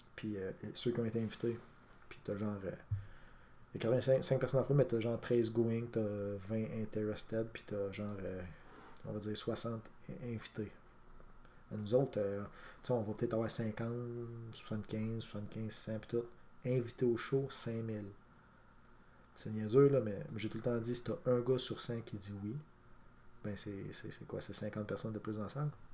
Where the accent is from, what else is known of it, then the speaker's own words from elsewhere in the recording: Quebec, Canada; on est des Québécois